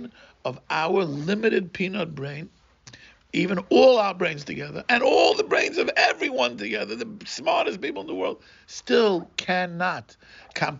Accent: Brazil; English is a second language; growing up in Brazil, I mentioned last time, we were nirdofim

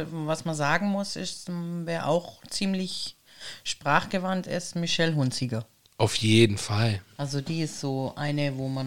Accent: Baden-Württemberg, Germany; accent: Swabian; Ich rede echt Schwäbisch.

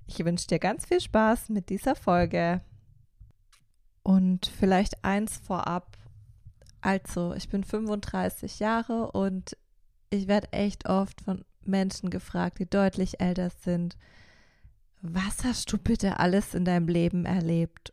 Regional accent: Karlsruhe, Baden-Württemberg, Germany; Also ich bin 1988 in Karlsruhe geboren

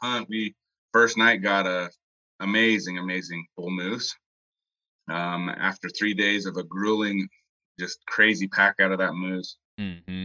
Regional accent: Monticello, Utah, United States; I'm from Utah, born and raised here. I grew up in a small town in the southeast corner of the state called Monticello.

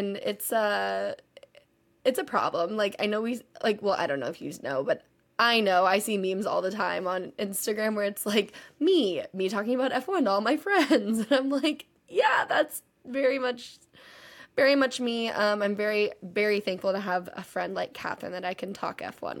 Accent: Texas, United States; I'm from Texas, kind of, but I've lived literally all over.

